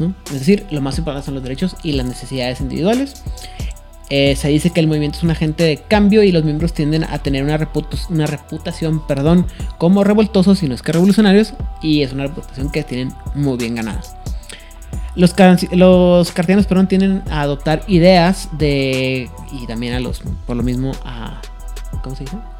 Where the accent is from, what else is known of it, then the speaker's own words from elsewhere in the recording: Mexico; soy mexicano